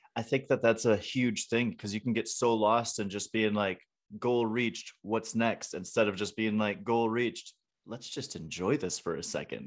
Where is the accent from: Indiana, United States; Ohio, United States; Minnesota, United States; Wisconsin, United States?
Wisconsin, United States; also born or lived in Atlanta / Florida Panhandle; now in Denver, United States; I'm from Wisconsin, so it's the same up there, but I lived in Atlanta and on the Florida Panhandle